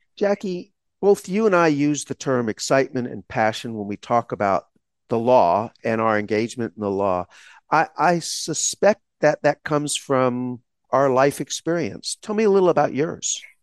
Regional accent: Texas, United States; I grew up in Texas in a small town, during a segregated period of the United States history

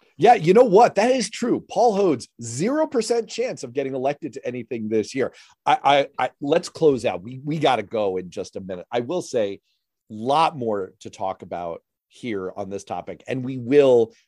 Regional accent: New York City, New York, United States; I grew up in New York City during that time frame

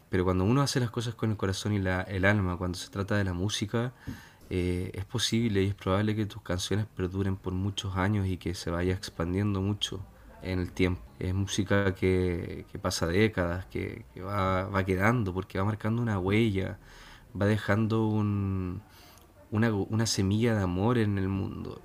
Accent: Chile; Aquí en Chile estamos recibiendo muchos extranjeros

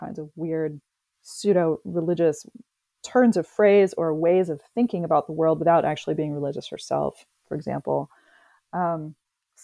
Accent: Houston, Texas, United States; moved away; I'm originally from Houston

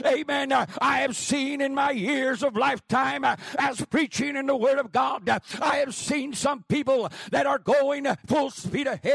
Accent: Grants, New Mexico, United States; I come from Grants, New Mexico.

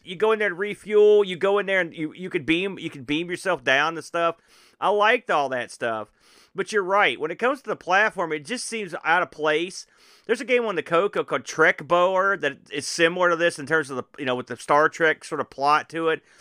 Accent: United States; as an American

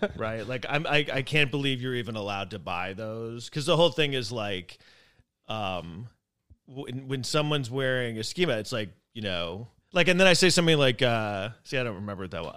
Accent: New York City, New York, United States; I grew up here in New York City

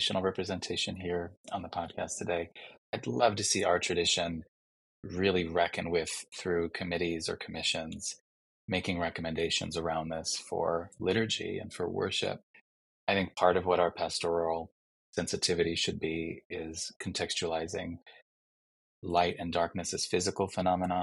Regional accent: Chicago, Illinois, United States; my hometown of Chicago

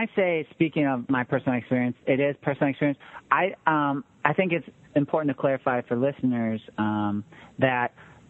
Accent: Green Bay, Wisconsin, United States; I grew up in Green Bay, Wisconsin.

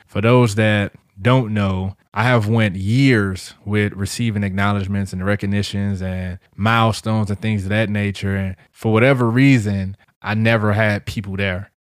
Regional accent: St. Louis, Missouri, United States; now in St. Cloud, United States; I'm from Saint Louis and I'm proud

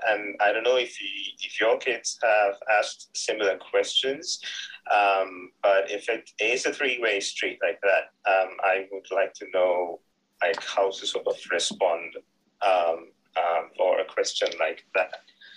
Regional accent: Sri Lanka; moved away as an adult; now in Philadelphia, United States; I'm from Sri Lanka, my wife's from India

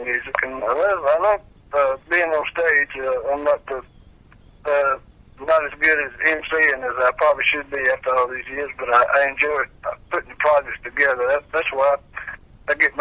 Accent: Fries, Virginia, United States; also born or lived in Danville, Virginia; I was born and raised in Freeds, Virginia, which around Galax

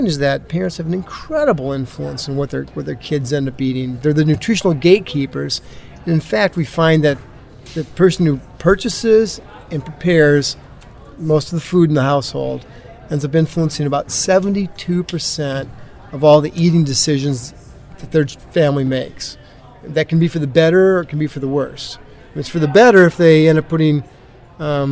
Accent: Iowa, United States; I grew up in Iowa, which is a very sort of agricultural area

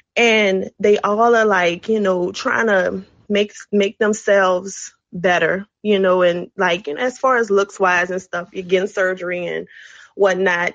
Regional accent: New Orleans, Louisiana, United States; now in Houston, United States; I'm calling from Houston. Um, I'm originally from New Orleans

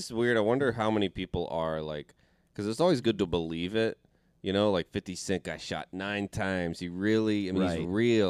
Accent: the South, United States; I'm from the South.

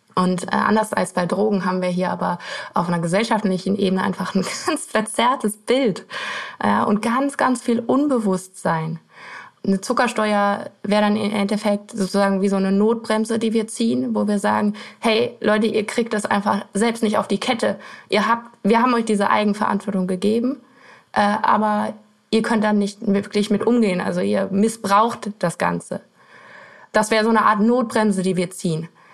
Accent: Erkelenz, North Rhine-Westphalia, Germany; Ich komme aus Erklens. Das ist, das kennt wahrscheinlich kein Mensch. Das ist äh, bei Mönchengladbach relativ im Westen von Deutschland

